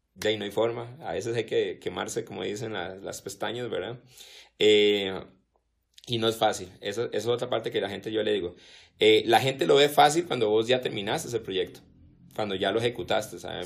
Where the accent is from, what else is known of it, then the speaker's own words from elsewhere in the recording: Costa Rica; como somos los ticos